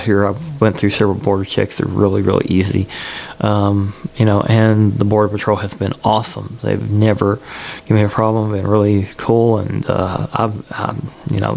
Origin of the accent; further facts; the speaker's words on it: Kentucky, United States; back to Kentucky, to my headquarters, of course, and my hometown